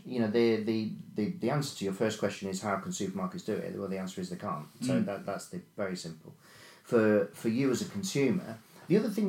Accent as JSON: {"language": "English", "town": "Melton Mowbray", "region": "East Midlands", "country": "United Kingdom", "tie": "born or raised there", "said": "I was born and bred in Mount Mowbray"}